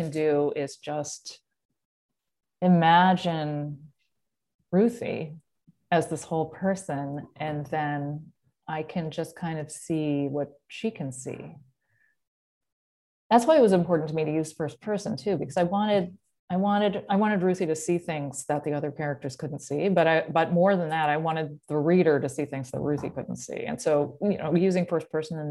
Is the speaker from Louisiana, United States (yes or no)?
no; Massachusetts, United States; now in Los Angeles, United States; growing up in Massachusetts